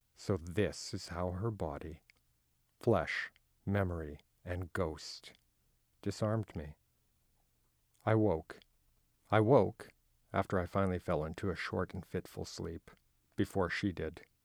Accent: Manitoba, Canada; I come from Manitoba, which has a huge Icelandic, uh, community

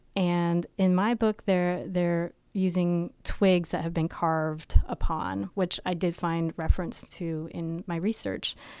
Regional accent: Vermont, United States; I grew up in Vermont

